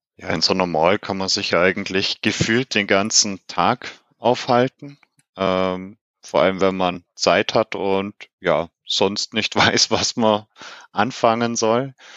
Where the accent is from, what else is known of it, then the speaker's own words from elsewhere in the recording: Germany; bei uns in Deutschland